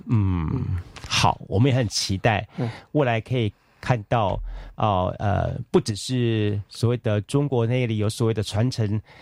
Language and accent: Chinese; Taiwan; 我们台湾这边